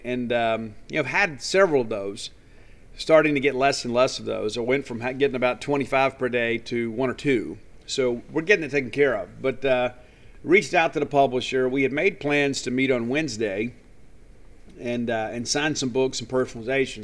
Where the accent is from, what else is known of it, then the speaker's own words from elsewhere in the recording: Columbia, Mississippi, United States; my hometown of Columbia, Mississippi. It's where I was raised